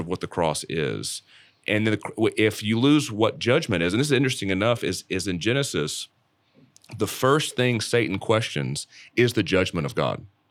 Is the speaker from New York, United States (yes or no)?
no; Dallas, Texas, United States; the church traditions I grew up in around Dallas